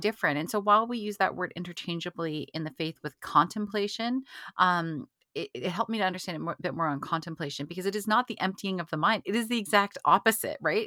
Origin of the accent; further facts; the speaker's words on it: Canada; being Canadian